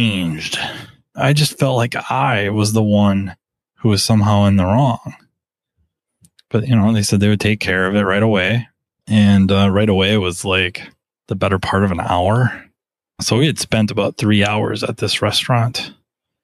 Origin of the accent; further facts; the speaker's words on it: Minnesota, United States; I was from Minnesota